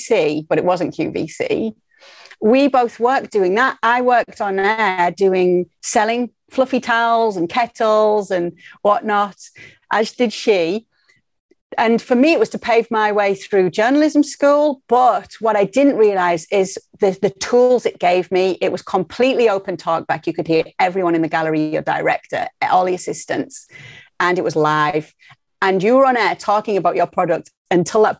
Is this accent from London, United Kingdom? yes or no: no; Middlesbrough, North East England, United Kingdom; accent: Northeast; moved away as an adult; also born or lived in Madrid, Spain / Miami, United States; now in Connecticut, United States; in Middlesbrough, the football club is just the heartbeat of the town. And it is a town. We're not a city.